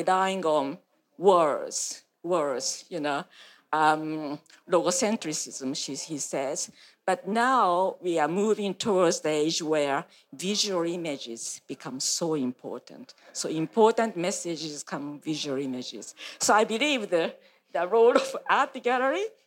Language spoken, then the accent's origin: English; Japan; moved away as an adult; now in Australia; when I was in Japan